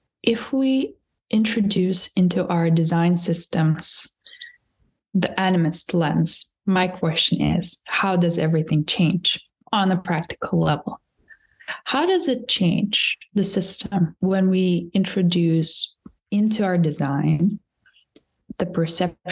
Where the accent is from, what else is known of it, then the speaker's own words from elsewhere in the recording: Lithuania; moved away as an adult; also born or lived in Scotland; now in Berlin, Germany; I come from Lithuania, so I come from the Baltic countries